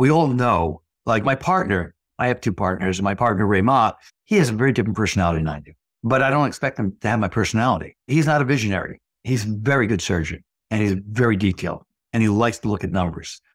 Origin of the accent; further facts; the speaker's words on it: Fairfield, Connecticut, United States; I practice in my hometown, two hundred years from where I went to high school